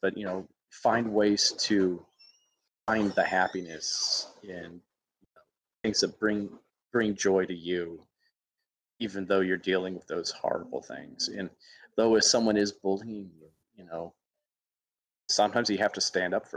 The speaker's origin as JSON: {"language": "English", "region": "Alabama", "country": "United States", "tie": "born or raised there", "moved": "yes", "said": "my hometown in Alabama"}